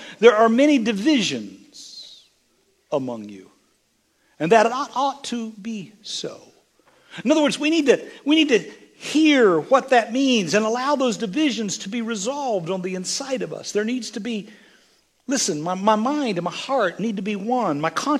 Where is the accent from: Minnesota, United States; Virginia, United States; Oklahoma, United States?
Oklahoma, United States; Lindsay; And my grandma made that pecan pie. And we was raised in Lindsay, Oklahoma.